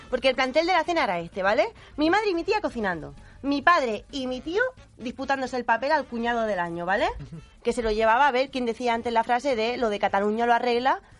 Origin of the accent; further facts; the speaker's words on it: Murcia, Region of Murcia, Spain; Catalan is a second language; moved away; de Múrcia i estic aprenent a parlar català.